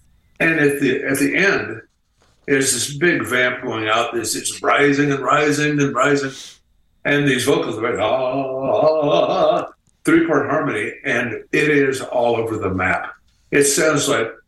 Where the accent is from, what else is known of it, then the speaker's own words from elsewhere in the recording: Midwest, United States; we're from the Midwest